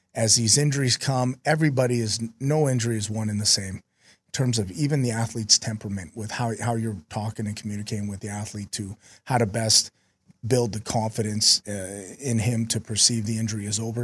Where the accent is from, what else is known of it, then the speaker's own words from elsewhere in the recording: Vancouver, British Columbia, Canada; also born or lived in South Dakota / Utah; now in Minnesota, United States; I'm from Vancouver, so I'm used to a little cold weather.